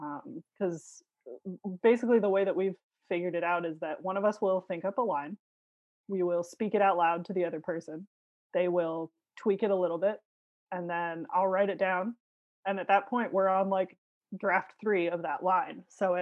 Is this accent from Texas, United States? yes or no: no; Hawaii, United States; born there; also born or lived in Chicago / Philadelphia / Los Angeles; now in Burbank, United States; Instead, I was born in Hawaii. So boring. No, it's pretty cool. But long story short, I was Chicago-based, went to college in Philadelphia, then went to film school, applied there on an absolute whim, and then I moved to the Los Angeles area.